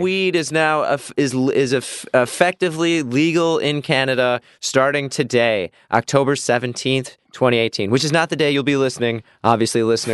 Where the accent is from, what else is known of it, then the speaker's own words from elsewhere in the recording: Midwest, United States; I grew up in the Midwest